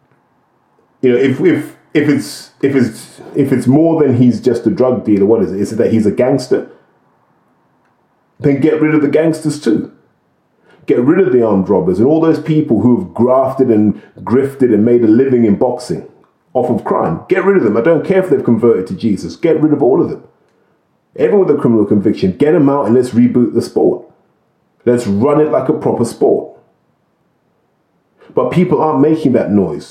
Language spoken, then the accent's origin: English; United Kingdom; We have our own smack problem in the United Kingdom. I grew up in the middle of a smack problem. That's never been solved here